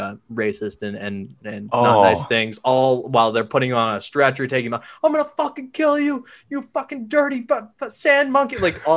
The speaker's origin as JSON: {"language": "English", "country": "India", "said": "it really offended me because I'm Indian."}